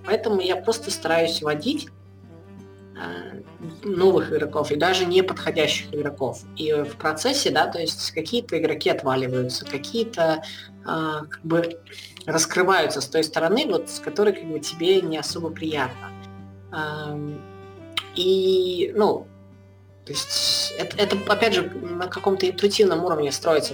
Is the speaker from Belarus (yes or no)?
yes; Belarus; я пускай белорус